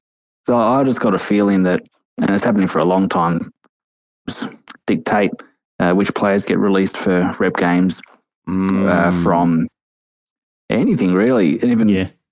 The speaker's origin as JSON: {"language": "English", "town": "Canberra", "region": "Australian Capital Territory", "country": "Australia", "moved": "yes", "lives_now": "New Zealand", "said": "I'm actually from Canberra originally. I've been living in New Zealand about 20 years, right. But I'm from Canberra originally."}